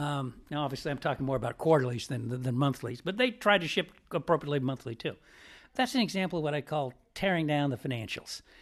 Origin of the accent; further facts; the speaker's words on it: Piedmont, California, United States; I'm from a town called Piedmont, California, across from San Francisco